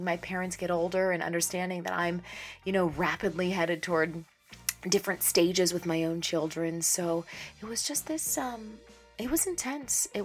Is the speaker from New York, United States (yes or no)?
no; Pittsburgh, Pennsylvania, United States; moved away as an adult; We go back home to my hometown with the kids every summer